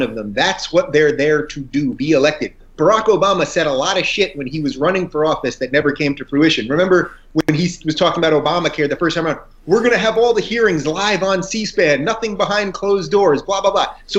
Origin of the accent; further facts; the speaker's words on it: Long Island, New York, United States; moved away as an adult; also born or lived in Brooklyn, New York; as a New Yorker myself, born in Brooklyn, grew up in Long Island, went to college upstate New York, lived there almost my whole life until the last 3 years.